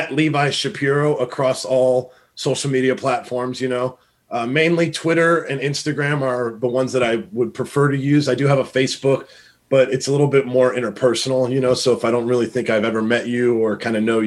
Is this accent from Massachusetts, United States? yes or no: no; Richmond, California, United States; born and raised in Richmond, California, you know, the Bay Area